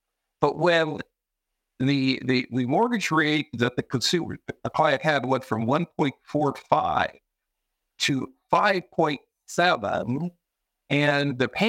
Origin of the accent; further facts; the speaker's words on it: Vancouver, British Columbia, Canada; also born or lived in Alberta / Montreal; now in Toronto, Canada; I'm originally from Vancouver